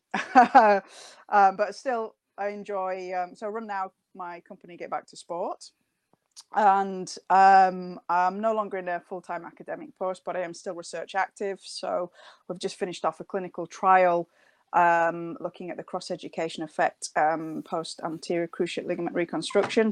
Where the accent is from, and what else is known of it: United Kingdom; accent: northern; now in Nottingham, United Kingdom